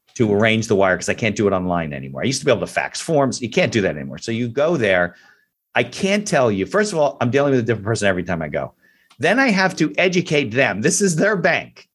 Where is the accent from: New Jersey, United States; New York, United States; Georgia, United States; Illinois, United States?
New Jersey, United States; we're from New Jersey